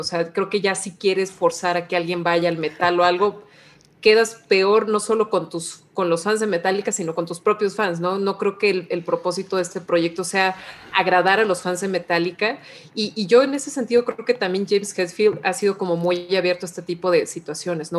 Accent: Mexico; como mexicana

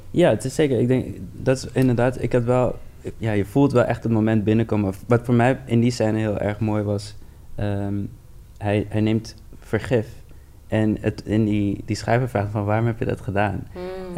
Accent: Amsterdam, North Holland, Netherlands; ik ben een Surinaamse jongen uit de Bijlmer

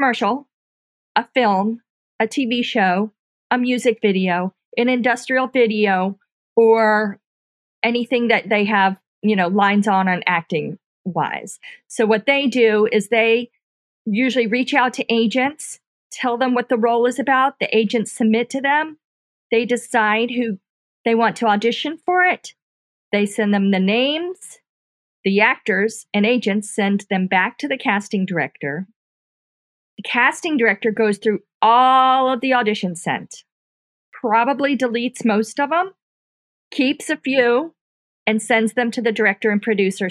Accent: Fort Lauderdale, Florida, United States; moved away as an adult; also born or lived in Tuscaloosa, Alabama / Atlanta, Georgia; now in Mobile, United States; I am from Fort Lauderdale, Florida. And so that's where I was born and raised.

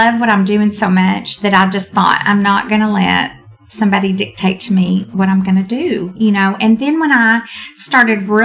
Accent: Texas, United States; I'm from Texas

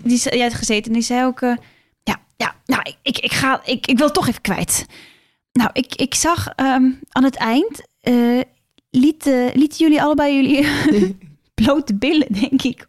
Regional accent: Norway; now in Netherlands; ik kom uit Noorwegen

